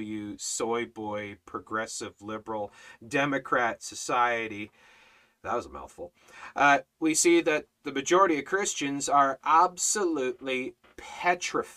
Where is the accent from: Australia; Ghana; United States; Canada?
Canada; I'm Canadian